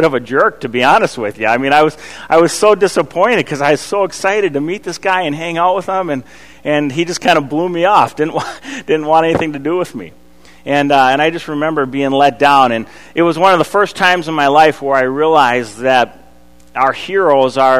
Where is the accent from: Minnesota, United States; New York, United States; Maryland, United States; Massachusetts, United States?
Minnesota, United States; Eden Prairie; I grew up in Eden Prairie going to Wooddale Church